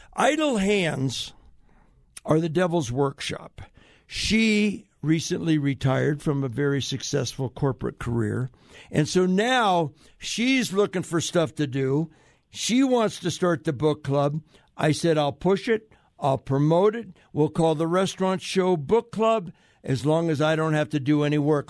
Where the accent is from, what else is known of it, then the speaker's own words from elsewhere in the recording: United States; I'm an American, I'm a patriot, I'm a veteran